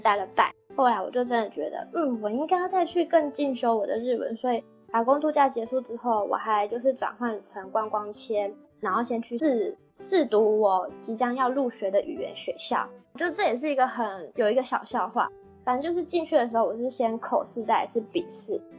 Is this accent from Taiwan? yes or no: yes; Taiwan; moved away as an adult; now in Japan; 我是台湾人